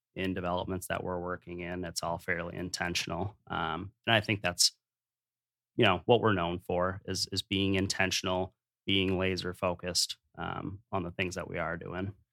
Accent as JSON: {"language": "English", "town": "Dubuque", "region": "Iowa", "country": "United States", "tie": "born or raised there", "said": "I grew up in Dubuque"}